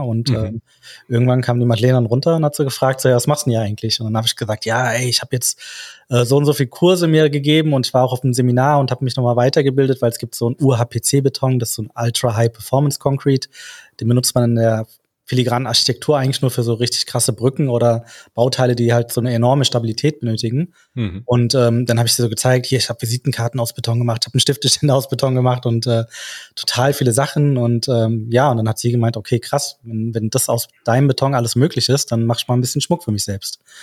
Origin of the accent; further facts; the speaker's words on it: Frankfurt, Hesse, Germany; wir sind aus Frankfurt